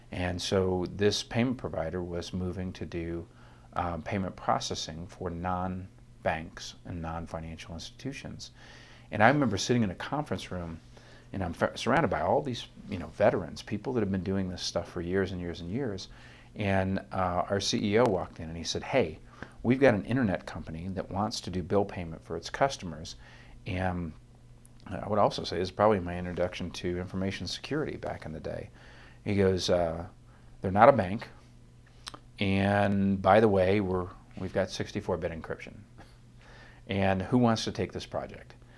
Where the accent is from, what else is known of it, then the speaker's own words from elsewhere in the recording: northern Ohio, United States; I grew up in a tiny little town in northern Ohio, thirteen miles from the Canadian border across Lake Erie.